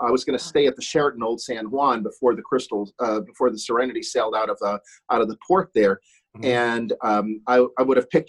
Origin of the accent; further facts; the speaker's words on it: Switzerland; first language German; English is a second language; now in United States; I'm not only a U.S. citizen, but I'm also a Swiss citizen